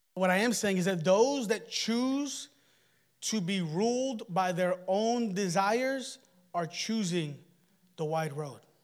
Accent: United States; And we're Americans.

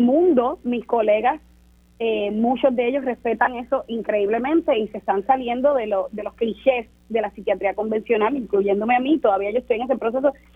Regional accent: Puerto Rico; soy puertorriqueña

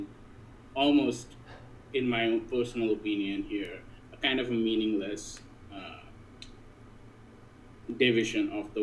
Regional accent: Kolkata, West Bengal, India; now in Urbana, United States; from the authentic city of Calcutta in the authentic nation of India

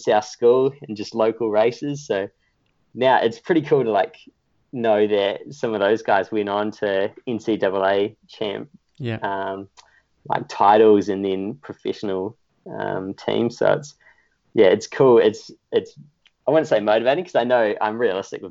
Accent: Whanganui, Manawatū-Whanganui, New Zealand; moved away as an adult; now in Australia; from my hometown in Whanganui

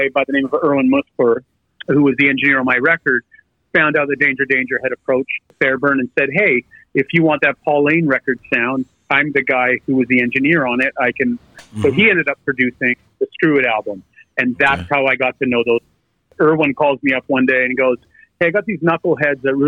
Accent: Qualicum Beach, British Columbia, Canada; in a little town called Qualcomm Beach. Just a small place where I grew up. I still live here

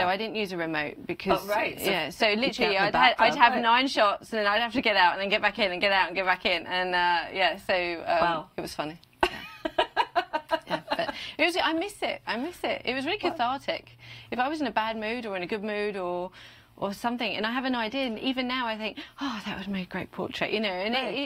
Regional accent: United Kingdom; now in United States; being a Brit in America, I get away with that now. The accent, it makes me sound official

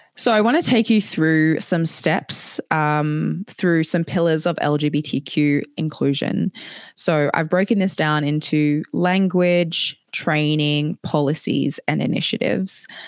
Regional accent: Australia; moved away as an adult; now in Edinburgh, United Kingdom; I grew up in Australia.

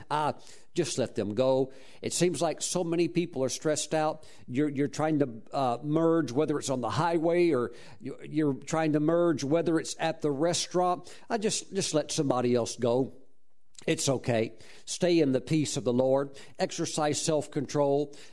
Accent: Mississippi, United States; moved away; also born or lived in Texas; I grew up in Mississippi and eventually migrated to Texas and so forth

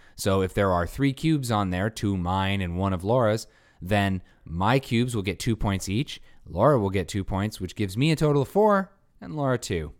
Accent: Bay Area, California, United States; growing up in the Bay Area where everything has Spanish names

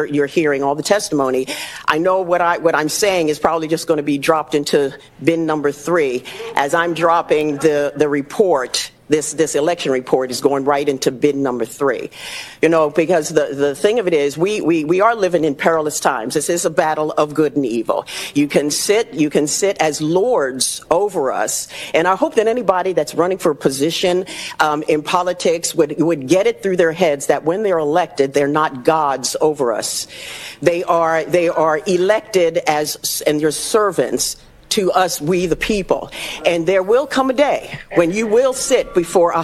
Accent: Goodyear, Arizona, United States; I'm from Goodyear

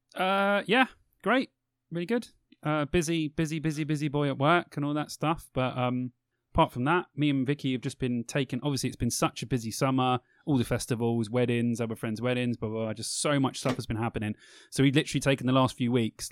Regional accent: England, United Kingdom; we're British

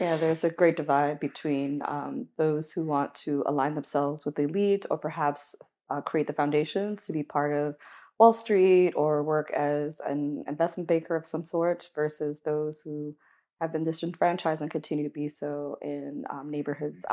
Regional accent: Miami, Florida, United States; growing up in Miami

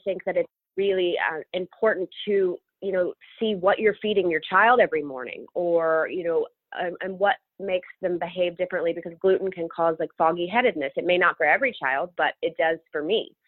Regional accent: Memphis, Tennessee, United States; moved away as an adult; also born or lived in Manhattan, New York; now in New York, United States; growing up in Memphis was awesome. You know, the home of the blues

